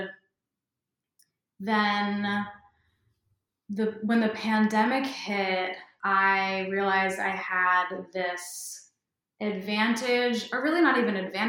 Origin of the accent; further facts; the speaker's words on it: Massachusetts, United States; also born or lived in San Francisco; now in Los Angeles, United States; I'm originally from the East Coast, Massachusetts, but have a California soul